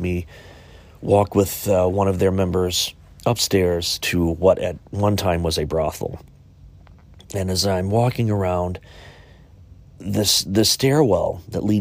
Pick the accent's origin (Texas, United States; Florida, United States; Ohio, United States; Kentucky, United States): Ohio, United States; Chillicothe; my hometown of Chillicothe, Ohio, Ohio's first capital.